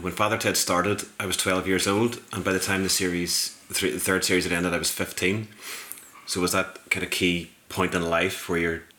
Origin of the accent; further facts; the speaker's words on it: Banbridge, Northern Ireland, United Kingdom; also born or lived in Belfast; I was born in Belfast, but I grew up in Banbridge.